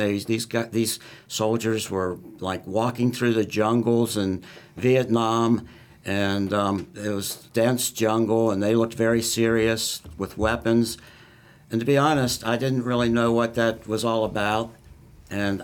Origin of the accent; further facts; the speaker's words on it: Northern Kentucky, United States; I grew up in Northern Kentucky